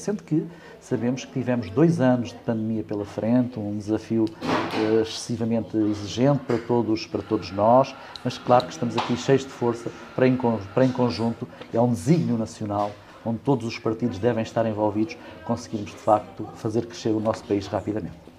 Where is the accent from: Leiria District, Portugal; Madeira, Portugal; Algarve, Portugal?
Leiria District, Portugal; Bombarral; also born or lived in Caldas da Rainha / Coimbra; nasci no Distrito de Leiria, nasci em Caldas da Rainha